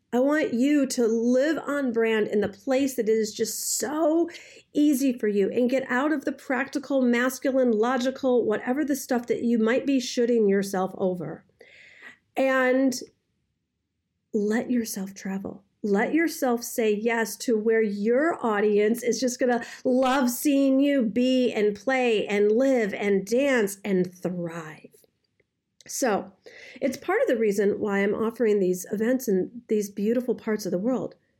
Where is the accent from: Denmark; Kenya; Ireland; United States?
United States; Detroit, Michigan; I, I, I'm from Detroit